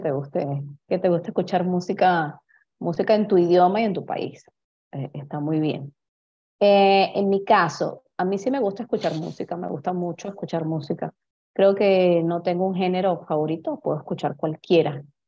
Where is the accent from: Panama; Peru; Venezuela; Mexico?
Venezuela; first language Spanish; soy venezolana, vivo en Caracas, Venezuela en este momento